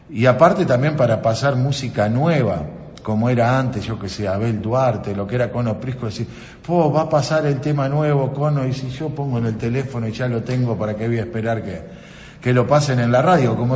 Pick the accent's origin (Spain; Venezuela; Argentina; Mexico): Argentina; Libertador; born there; yo nací en Libertador y ahora, bueno, estoy al frente de FM Libertadores como un sueño